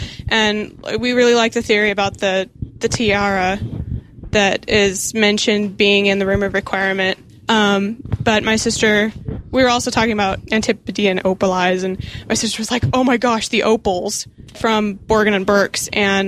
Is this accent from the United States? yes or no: yes; Kansas City, Missouri, United States; from Kansas City